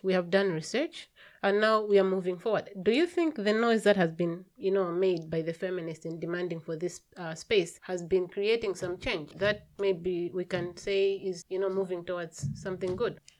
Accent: Malawi; I come from Malawi

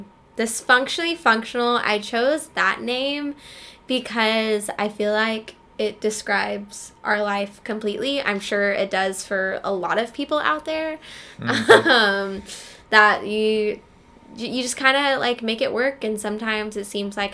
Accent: Tulsa, Oklahoma, United States; I'm from Tulsa, Oklahoma.

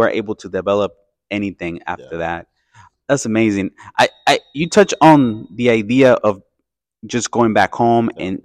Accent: Mexico; I come from Mexico

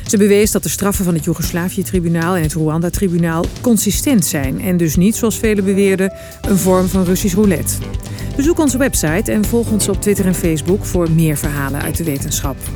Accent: Prague, Czechia; Dutch is a second language; moved away as an adult; now in Netherlands; Ik kom uit Praag

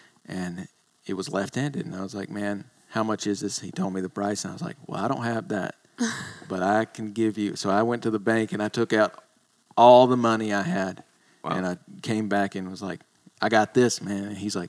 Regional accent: Tennessee, United States; moved away as an adult; also born or lived in China; I was born in Tennessee.

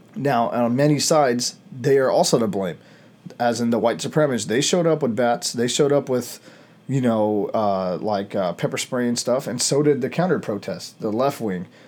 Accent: United States; As Americans

